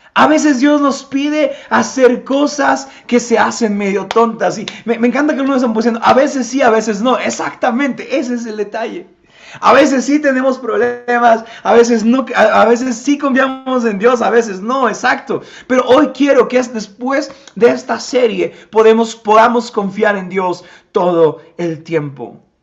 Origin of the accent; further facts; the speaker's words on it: Tepetitla, Puebla, Mexico; Yo soy de Tepetitla